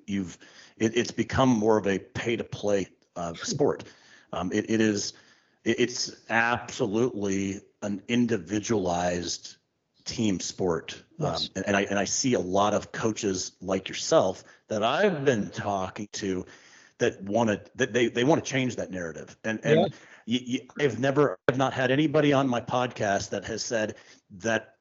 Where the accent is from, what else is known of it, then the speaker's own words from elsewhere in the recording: Pittsburgh, Pennsylvania, United States; I'm from Pittsburgh.